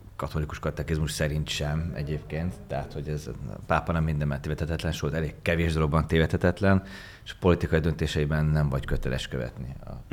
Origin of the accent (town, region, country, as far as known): Hungary